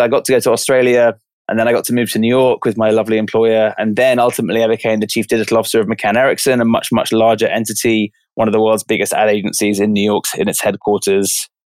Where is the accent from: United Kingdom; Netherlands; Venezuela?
United Kingdom; London; moved away; I grew up in London